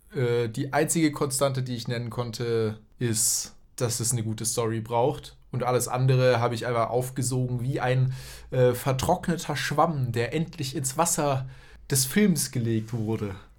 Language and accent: German; Tübingen, Baden-Württemberg, Germany; moved away as an adult; also born or lived in Berlin; von Tübingen, wo ich aufgewachsen bin